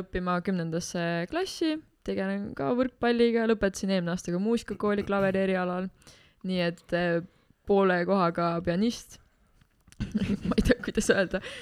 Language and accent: Estonian; Tartu, Tartu County, Estonia; ma olen Tartust